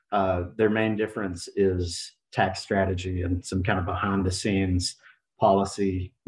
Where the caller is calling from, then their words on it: Macon, Georgia, United States; Macon, Georgia.